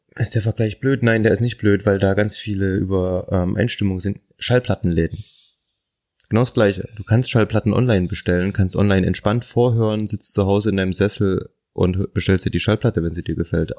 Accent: Thuringia, Germany; Ich komme aus Thüringen. Meine Eltern haben Anfang der 2000er ein Haus gebaut und natürlich hatten wir im Keller auch einen Partyraum.

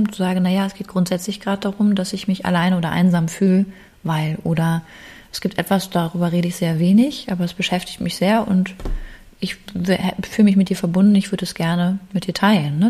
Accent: Germany; bei uns in Deutschland

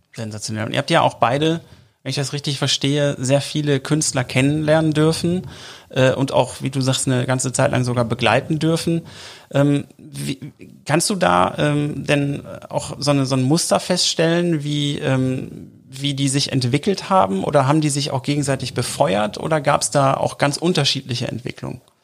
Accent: Oberhausen, North Rhine-Westphalia, Germany; ich komme übrigens aus Oberhausen

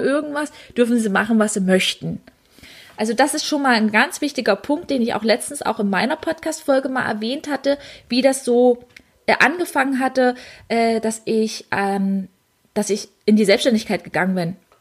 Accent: Dessau, Saxony-Anhalt, Germany; ich komme gebürtig aus Dessau

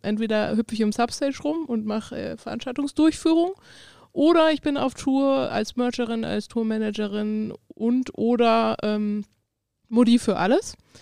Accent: Darmstadt, Hesse, Germany; moved away; ich komme ja ursprünglich aus Darmstadt bei Frankfurt

